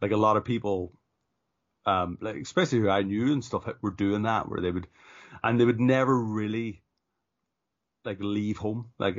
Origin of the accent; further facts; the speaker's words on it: Ulster, Ireland; accent: northern; So I grew up in the northwest. It's in County Donegal. So that's why my accent is actually, it's very, very northern.